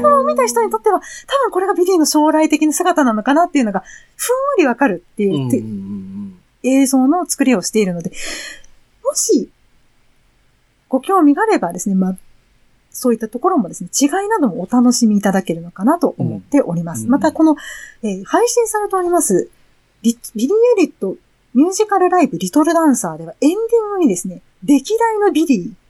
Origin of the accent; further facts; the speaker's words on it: Japan; ジャジャパンから